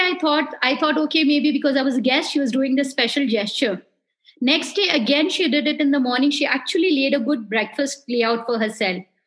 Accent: Darjeeling, West Bengal, India; also born or lived in Siliguri; I was born in Darjeeling and being from that area

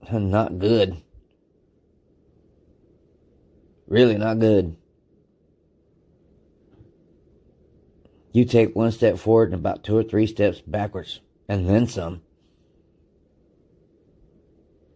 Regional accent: United States

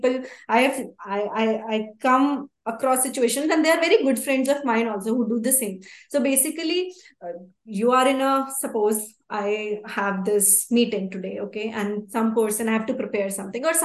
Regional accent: Haryana, India; moved away; also born or lived in United States; I'm from Haryana. Yes, I'm Indian. Even if I'm in US, I said that my nationality is Indian

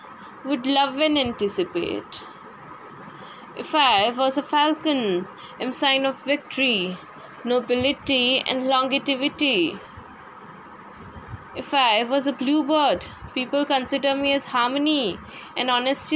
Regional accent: Gujarat, India; I'm basically from Gujarat.

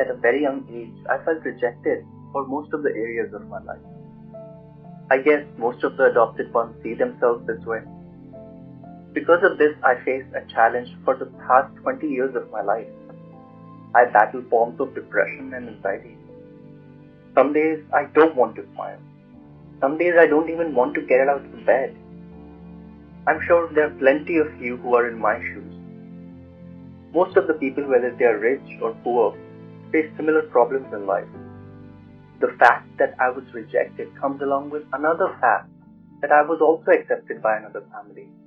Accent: New Delhi, Delhi, India; now in New York City, United States; I was born and raised in Motinagar, New Delhi, India. I currently live in New York City.

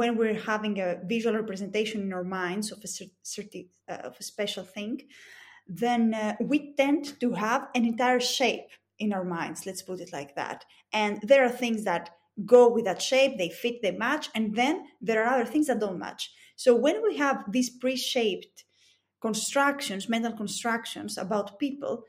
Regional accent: Greece; accent: thick Greek; English is a second language; It's my thick Greek accent

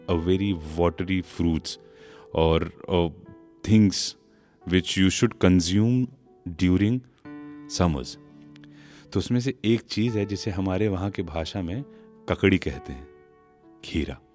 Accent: Dildarnagar, Uttar Pradesh, India; हमारे गांव या हमारे जंक्शन दिलदार नगर से दिल्ली के जो सफ़र है

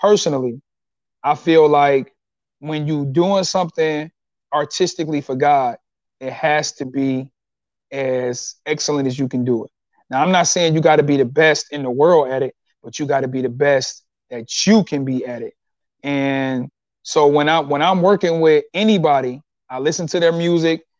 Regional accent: Detroit, Michigan, United States; I'm from Detroit

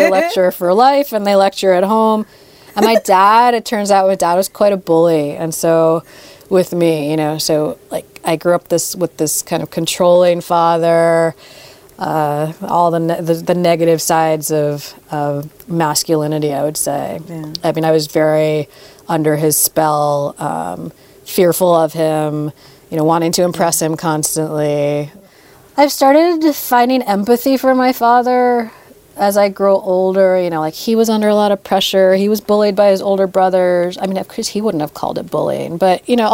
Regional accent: New York City, New York, United States; growing up in New York City

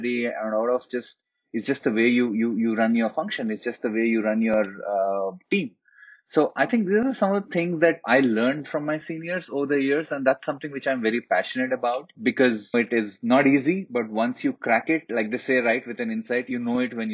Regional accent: Hyderabad, Telangana, India; also born or lived in Lucknow; I come from Hyderabad, and all Hyderabadi boys

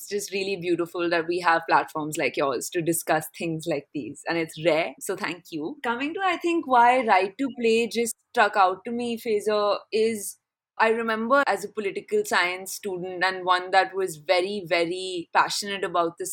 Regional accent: Delhi, India; Delhi, yeah, which is my hometown

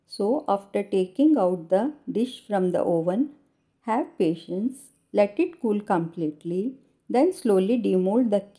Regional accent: India

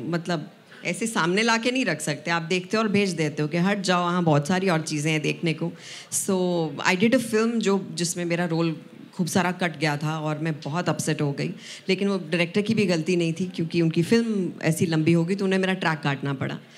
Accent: Punjab, India; पंजाब से सिर्फ मैं थी

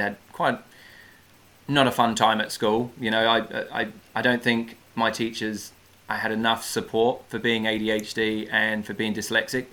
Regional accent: United Kingdom; moved away as an adult; now in New Zealand; I worked in a few restaurants in my hometown, did a bit of fine dining

